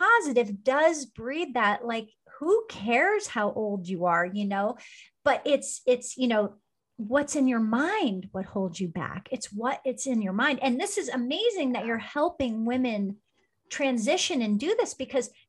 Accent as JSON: {"language": "English", "region": "New Jersey", "country": "United States", "tie": "born or raised there", "also_born_or_lived": "Iowa", "moved": "as an adult", "lives_now": "California, United States", "said": "growing up in New Jersey on the East Coast"}